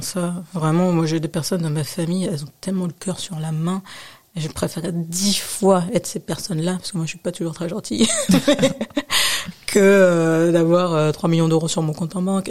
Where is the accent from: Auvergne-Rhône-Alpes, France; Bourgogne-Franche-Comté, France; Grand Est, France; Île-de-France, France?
Île-de-France, France; Nanterre; also born or lived in United States; De Nanterre.